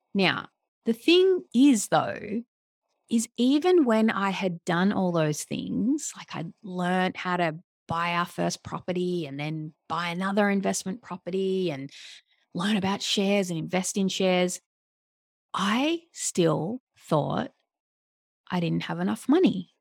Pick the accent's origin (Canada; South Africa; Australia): Australia; Melbourne, Victoria; moved away; I, I'm from Melbourne.